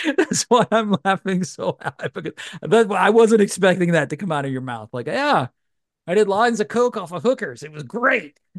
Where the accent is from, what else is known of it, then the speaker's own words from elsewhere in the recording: Louisiana, United States; now in Georgia, United States; I grew up in Louisiana